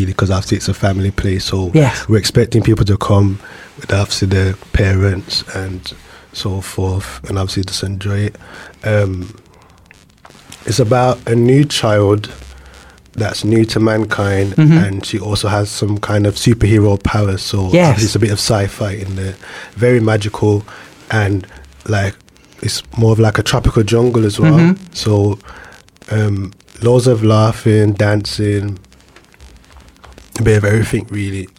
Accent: Birmingham, West Midlands, United Kingdom; the Old Rep Theatre in my hometown

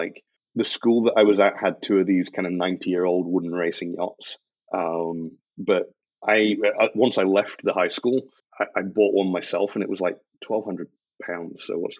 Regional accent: Scotland, United Kingdom; also born or lived in Yorkshire; growing up in Scotland is it's culturally very different. So like Highland country dancing was a thing that we learned in school, which was weird for me as like a guy moving up from kind of Yorkshire to this place

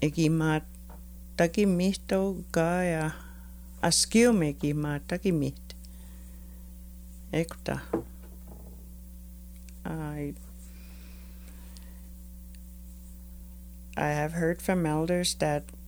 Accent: Maskwacis, Alberta, Canada; I teach syllabics and I am from Maskwitchase

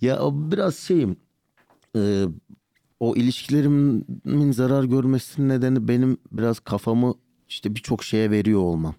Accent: Şanlıurfa, Turkey; also born or lived in Birecik; now in Istanbul, Turkey; Urfalıyım ben. Urfa'da doğup büyüdüm.

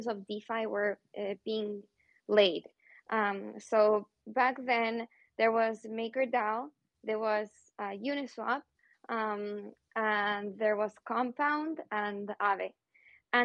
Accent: Santiago, Santiago Metropolitan Region, Chile; moved away; also born or lived in New York / Buenos Aires / Madrid; I'm originally from Santiago, Chile

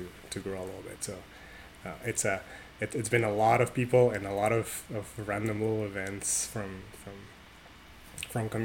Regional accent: Tijuana, Baja California, Mexico; I grew up in Mexico, in Tijuana, Mexico, to be more specific.

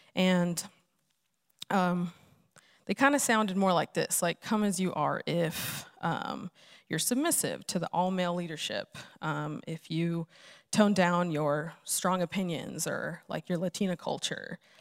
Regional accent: Los Angeles, California, United States; moved away; I'm originally from Los Angeles

